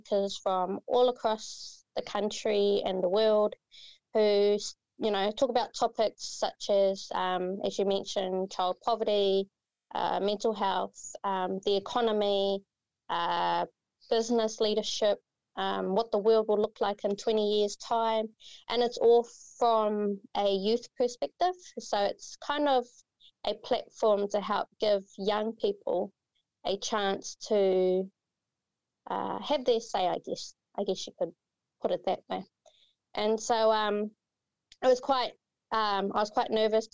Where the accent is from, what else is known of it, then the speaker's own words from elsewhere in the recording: Kawerau, Bay of Plenty, New Zealand; also born or lived in Matata; when I was little, my mum and I, we moved to Kawerau, and I pretty much just grew up here.